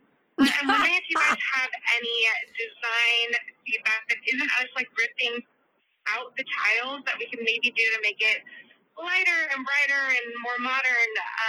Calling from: Central Valley of California, United States; I'm calling from the Central Valley of California.

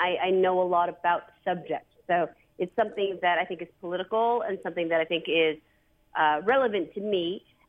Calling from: New York City, New York, United States; New York City.

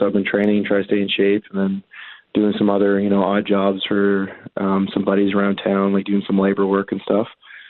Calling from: Riverview, New Brunswick, Canada; Riverview, New Brunswick.

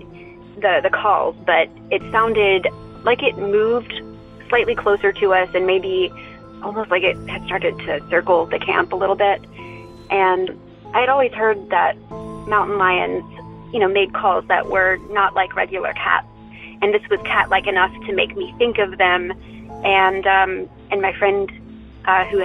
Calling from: Western North Carolina, United States; I'm calling from Western North Carolina

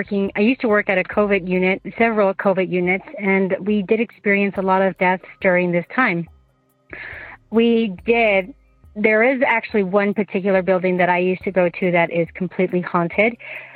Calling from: Utah, United States; I'm calling from Utah.

